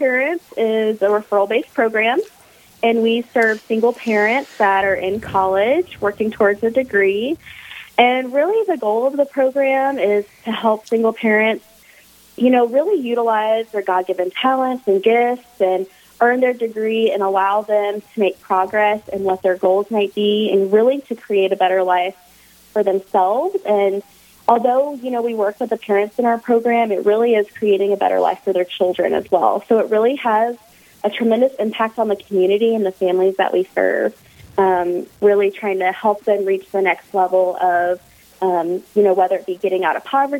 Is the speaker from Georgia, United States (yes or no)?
yes; Warner Robins, Georgia, United States; So I would call home Georgia. So okay. I have a long line of military family. And so I am originally from Warner Robins, Georgia.